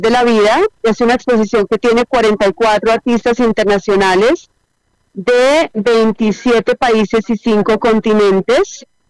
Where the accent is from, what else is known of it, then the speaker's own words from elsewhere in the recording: Colombia; yo también como artista colombiana